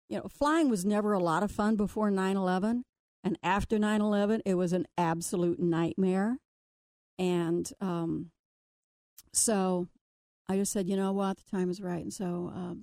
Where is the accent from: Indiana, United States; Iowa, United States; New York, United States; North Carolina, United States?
Indiana, United States; Connersville; now in Cincinnati, United States; my hometown, Connersville, Indiana